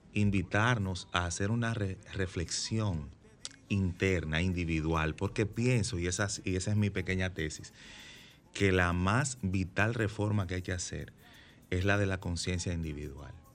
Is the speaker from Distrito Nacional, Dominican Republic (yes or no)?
no; Santiago de los Caballeros, Santiago, Dominican Republic; yo vivo en Santiago, yo soy de Santiago